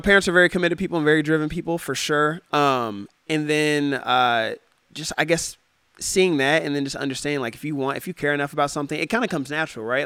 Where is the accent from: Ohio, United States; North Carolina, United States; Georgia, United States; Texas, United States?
Ohio, United States; Cincinnati; moved away as an adult; also born or lived in Detroit, Michigan; now in San Diego, United States; I grew up in the Midwest and it's very cold in the Midwest